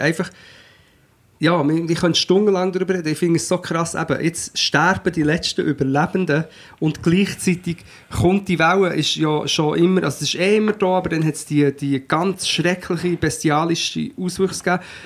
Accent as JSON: {"language": "German", "country": "Portugal", "tie": "born or raised there", "moved": "yes", "lives_now": "Switzerland", "said": "ich bin ja in Portugal aufgewachsen und bin dann erst in den 90er, erst in den 90er, wie das dann, zurück in die Schweiz gekommen"}